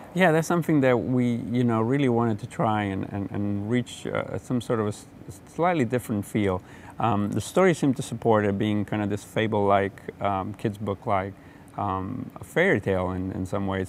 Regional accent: Genoa, Liguria, Italy; growing up in Genoa, Italy

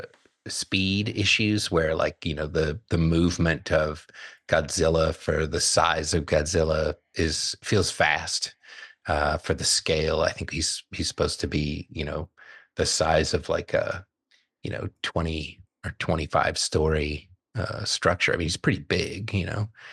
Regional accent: Southern California, United States; as a kid, growing up in Southern California

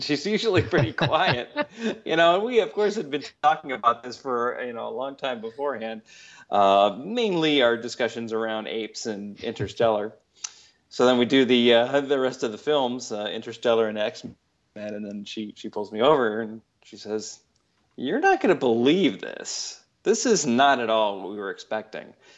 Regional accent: Chicago, Illinois, United States; I grew up in Chicago.

